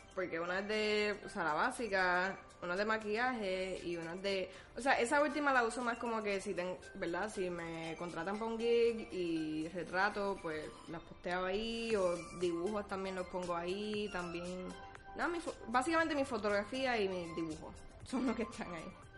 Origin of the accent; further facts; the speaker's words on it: Puerto Rico; somos puertorriqueños